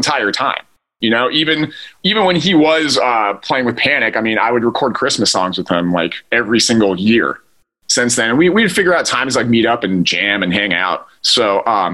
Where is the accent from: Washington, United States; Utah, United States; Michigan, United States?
Utah, United States; now in Los Angeles, United States; I live in Los Angeles now. We're both from Utah